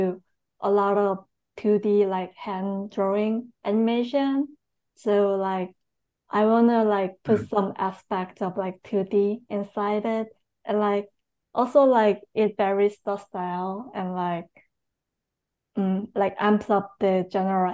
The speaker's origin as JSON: {"language": "English", "country": "South Korea", "tie": "born or raised there", "moved": "as an adult", "lives_now": "New York City, United States", "said": "I'm born and raised in Korea, and I went to New York City"}